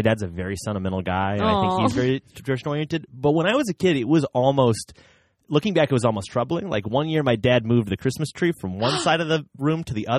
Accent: Bloomington, Indiana, United States; In Bloomington, Indiana is where I'm from.

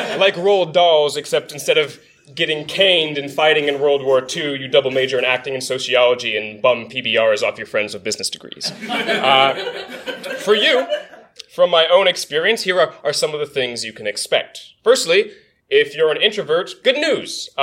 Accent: Virginia, United States; my own home state, Virginia

